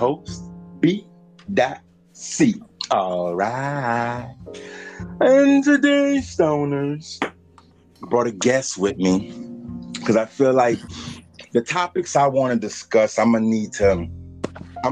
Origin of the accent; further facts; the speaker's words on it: Bridge City, Louisiana, United States; also born or lived in Baton Rouge, Louisiana; I was raised, Bridge City, Louisiana. I was born in Baton Rouge.